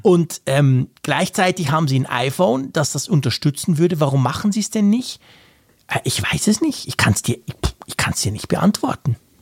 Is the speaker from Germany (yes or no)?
no; Switzerland; bei uns in der Schweiz